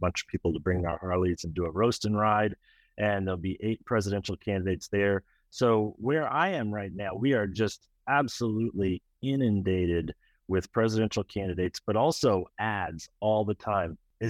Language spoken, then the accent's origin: English; Iowa, United States; now in Colorado, United States; I'm in Iowa right now, guys. It's my home state. I live in Colorado now